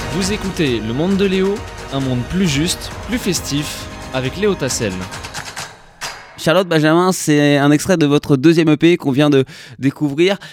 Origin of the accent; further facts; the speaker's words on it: France; nouveaux qui arrivent chez nous en France